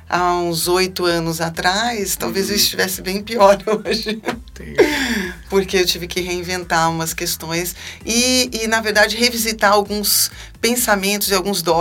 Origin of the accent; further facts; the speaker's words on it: Salvador, Bahia, Brazil; born there; dei trabalho eu sou nascida de parto normal. Eu nasci em Salvador, Bahia.